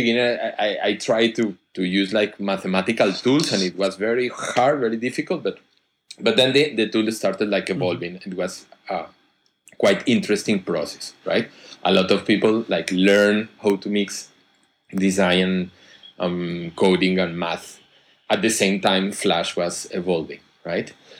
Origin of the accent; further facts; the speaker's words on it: Colombia; moved away as an adult; also born or lived in Bogota, Colombia / Spain; I come from Colombia